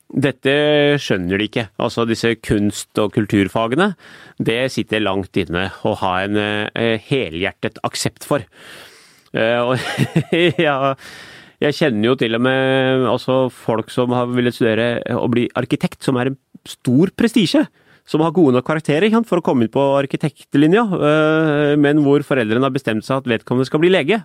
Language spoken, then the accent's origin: Norwegian; Oslo, Norway; jeg vokste jo opp i Iladalen